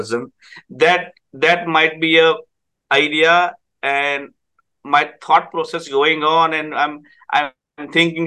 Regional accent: India; English is a second language; moved away as an adult; now in Guelph, Canada

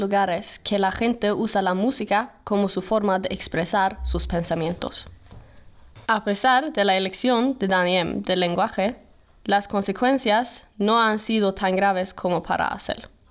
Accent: Sweden; Spanish is a second language; moved away as an adult; now in Spain; En casa en Suecia, Escuchaba la mayoría en inglés y en sueco

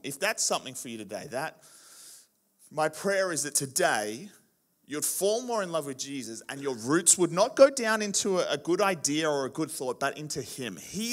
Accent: Canberra, Australian Capital Territory, Australia; now in Kingscliff, Australia; I'm originally from Canberra, so I do enjoy a bit of cold

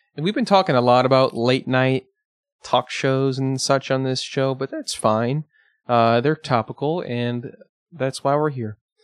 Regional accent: Batavia, Illinois, United States; my hometown as well as Robbie's from last episode. Uh, Batavia, Illinois

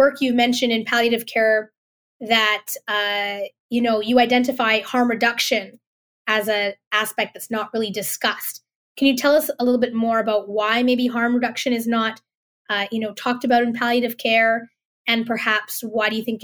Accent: Vancouver, British Columbia, Canada; I grew up in Vancouver

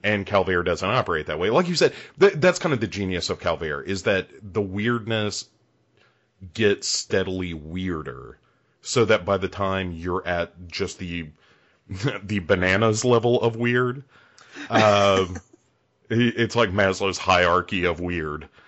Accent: United States; I'm an American

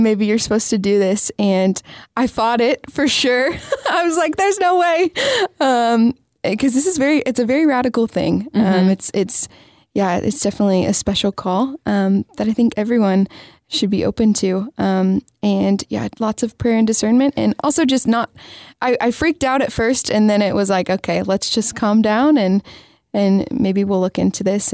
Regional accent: Lenexa, Kansas, United States; moved away as an adult; also born or lived in Atchison, Kansas; now in Texas, United States; I'm from Kansas, so a little suburb of Kansas City called Lenexa.

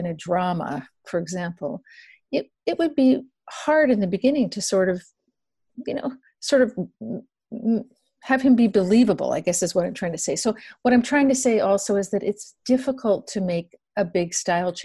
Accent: Toronto, Ontario, Canada; I come originally from Ontario. I was born and raised in Toronto, actually just a little bit west of Toronto

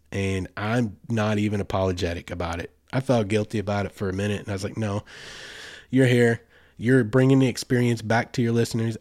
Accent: Arkansas, United States; my home state

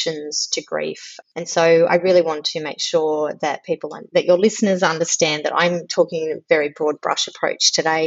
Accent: Melbourne, Victoria, Australia; now in Canberra, Australia; I live in Canberra. I was born in Melbourne. I still consider myself from Melbourne, even though I've lived in Canberra many, many years

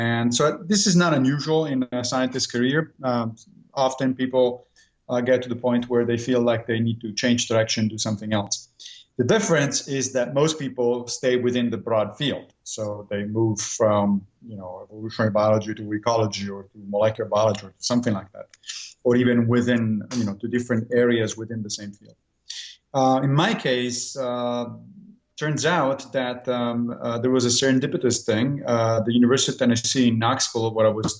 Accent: Italy; moved away as an adult; now in New York, United States; I grew up in Italy, and there philosophy is mandatory subject of study in high school.

